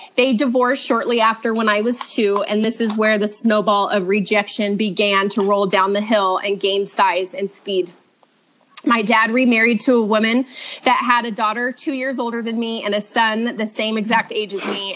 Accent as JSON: {"language": "English", "town": "Redlands", "region": "California", "country": "United States", "tie": "born or raised there", "also_born_or_lived": "Orange County, California", "lives_now": "Truckee, United States", "said": "I was raised in Redlands, California, in SoCal until I was 19"}